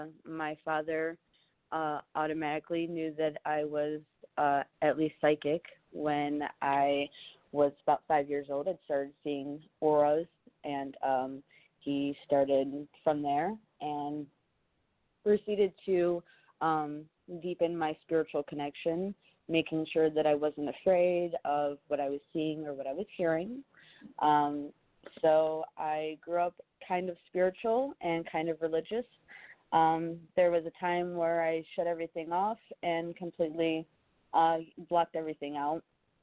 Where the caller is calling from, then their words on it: Georgia, United States; I'm from Georgia.